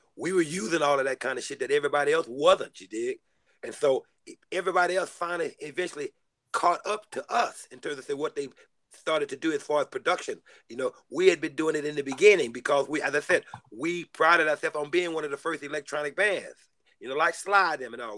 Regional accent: Texas, United States; also born or lived in Houston; now in Los Angeles, United States; I come from Texas

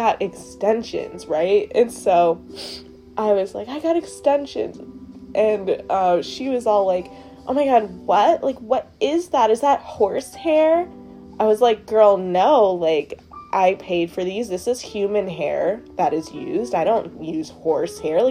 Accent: Trinidad & Tobago; I'm black, I'm Trinidadian

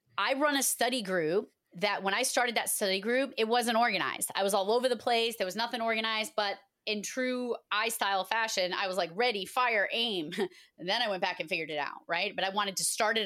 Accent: Massachusetts, United States; I am from Massachusetts, and I always get picked on for saying wicked all the time

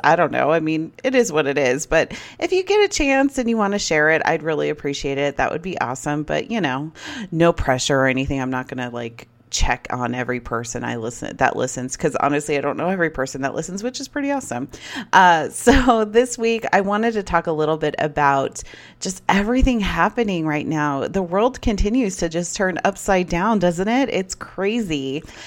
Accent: United States

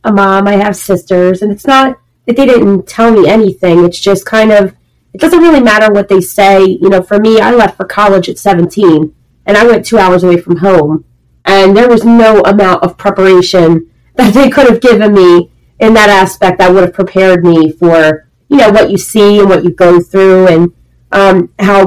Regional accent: Philadelphia, Pennsylvania, United States; I'm from Philadelphia.

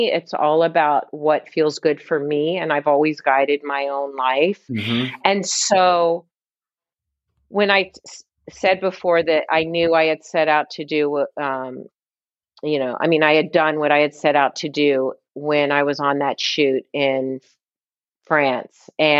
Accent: Midwest, United States; now in New York, United States; We're Midwest, you know, we grew up in the Midwest. We came to New York at the same time.

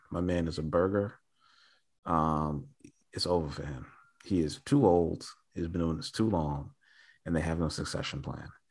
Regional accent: New York City, New York, United States; born and raised in New York City

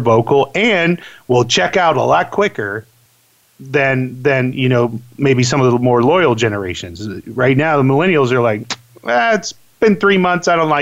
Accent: Orlando, Florida, United States; moved away; I grew up in Orlando, Florida

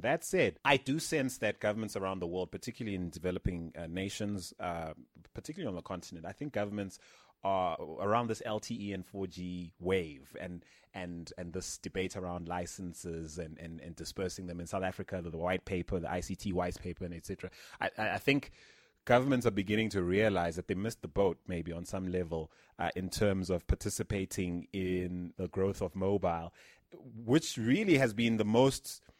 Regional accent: Philippines; moved away; a university campus I grew up on in the Philippines when I was much younger

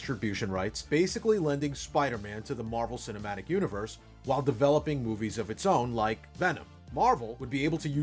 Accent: New York City, New York, United States; I grew up in New York City in the 70s and 80s

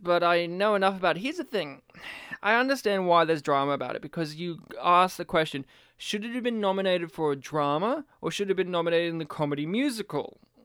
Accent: Australia; as an Australian

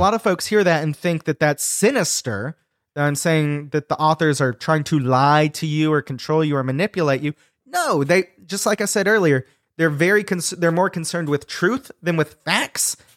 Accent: United States; being an American Christian

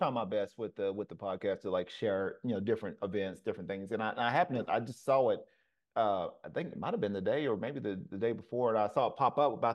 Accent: the South, United States; moved away; I'm originally from the South

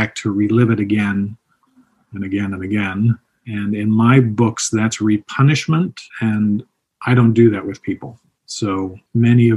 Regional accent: Toronto, Ontario, Canada; also born or lived in England; I'm from England, grew up in Toronto.

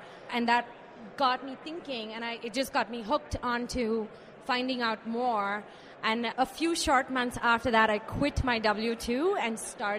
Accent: India; moved away; So I moved here from India back in 2005.

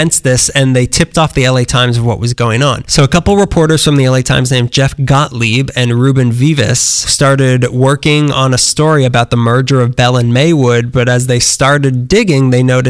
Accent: Lebanon; Has anyone not put together that we're from Lebanon?

